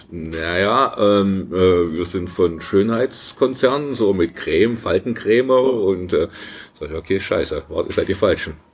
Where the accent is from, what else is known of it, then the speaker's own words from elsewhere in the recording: East Germany, Germany; Wir hatten ja keine andere Sprachkenntnisse, keine Ahnung von anderen Kulturen als Ostdeutsche.